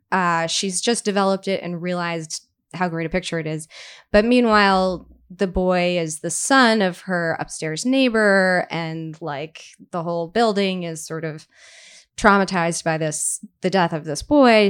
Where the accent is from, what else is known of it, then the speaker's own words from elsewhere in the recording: Brooklyn, New York, United States; I grew up in Brooklyn